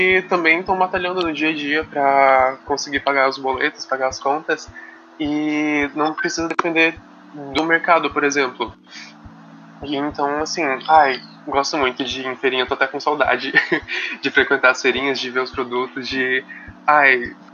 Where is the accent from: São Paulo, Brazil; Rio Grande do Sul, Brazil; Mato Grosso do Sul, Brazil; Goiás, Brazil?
Mato Grosso do Sul, Brazil; Campo Grande; now in Itajaí, Brazil; Que eu não sou daqui, eu sou de Campo Grande